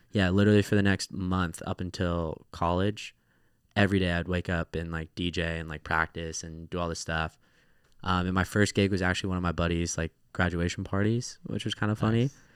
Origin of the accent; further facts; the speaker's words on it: Orange County, California, United States; also born or lived in Sacramento, California; grew up where I was born in Orange County, California